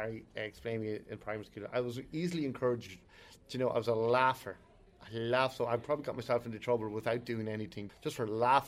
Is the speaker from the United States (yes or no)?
no; Ireland; we're such Irish people, we have such Catholic guilt